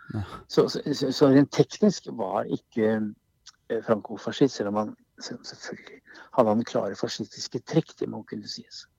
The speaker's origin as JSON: {"language": "Norwegian", "town": "Kongsberg", "region": "Buskerud", "country": "Norway", "said": "Vi satt hjemme på Kongsberg"}